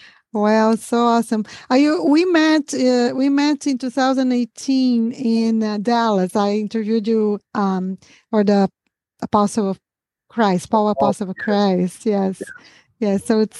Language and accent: English; Brazil; English is a second language; moved away; almost 25 years that I live here, ever had anybody guessed that I was a Brazilian. So, I can't hear my accent, of course